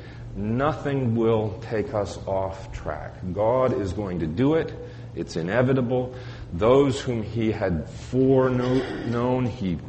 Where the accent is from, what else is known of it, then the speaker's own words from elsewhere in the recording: Colorado, United States; Growing up in Colorado